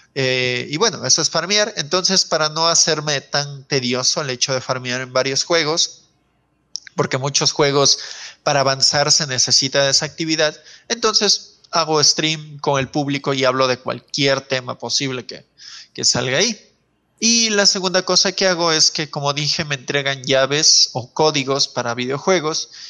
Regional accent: Loja, Ecuador; yo también soy de Loja

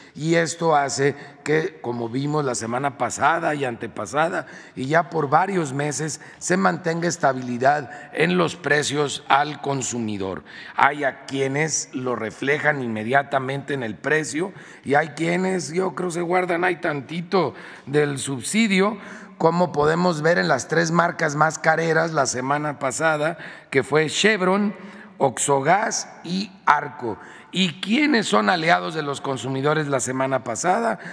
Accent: Guanajuato, Mexico; moved away; allá en mi tierra, en Guanajuato

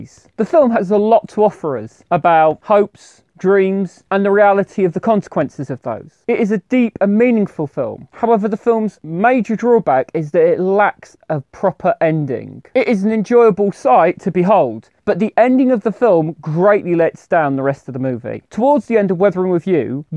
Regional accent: United Kingdom; I'm British

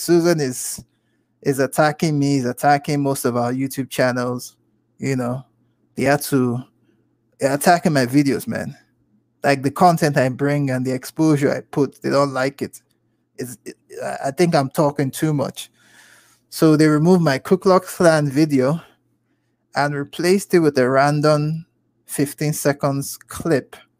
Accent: Nigeria; I'm from the continent, okay? I'm Nigerian, all right? From the Igbo tribe

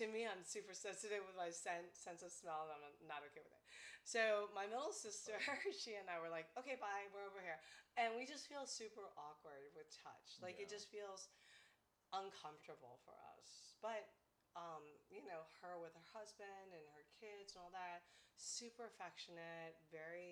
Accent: United States; I'm American-born Chinese, and my parents immigrated China, by the way, or Taiwan, kind of thing. And we, you know, so I'm first generation here.

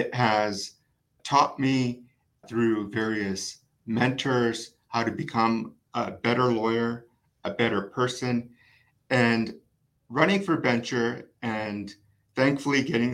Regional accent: Vancouver, British Columbia, Canada; I was born and raised in Vancouver

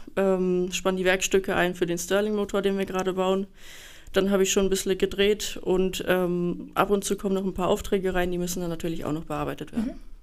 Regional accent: Rottenburg am Neckar, Baden-Württemberg, Germany; ich komme aus Rottenburg am Neckar, bin 22 Jahre alt

